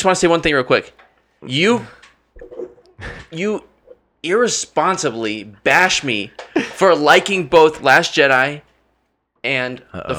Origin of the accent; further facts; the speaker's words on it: United States; I'm an American.